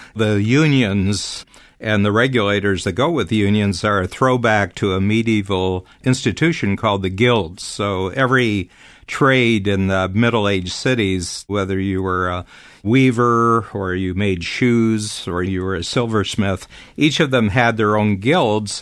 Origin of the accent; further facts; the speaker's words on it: Toronto, Ontario, Canada; my hometown here in Toronto